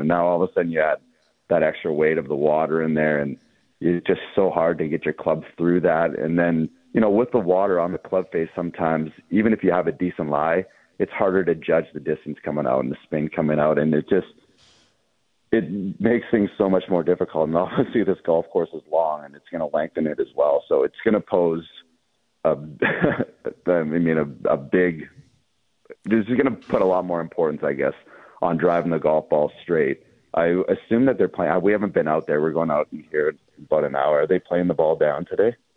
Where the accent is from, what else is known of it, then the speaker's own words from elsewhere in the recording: Canada; as a Canadian golf fan